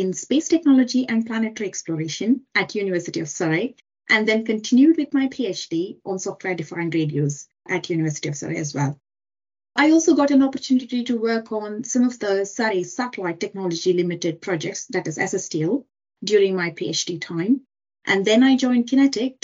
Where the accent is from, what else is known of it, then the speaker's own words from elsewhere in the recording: India; moved away as an adult; I come from India. I did my undergraduate degree in electronics and communications back in India